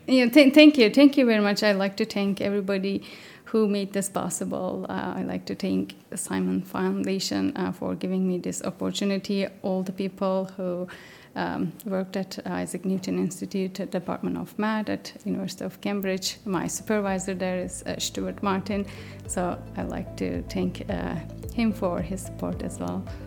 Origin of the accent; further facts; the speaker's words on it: Turkey; moved away as an adult; also born or lived in Canada; now in United Kingdom; I'm originally from Turkey.